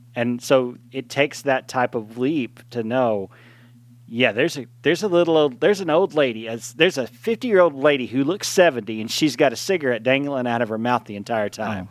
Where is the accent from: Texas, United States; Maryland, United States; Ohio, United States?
Texas, United States; East; growing up in East Texas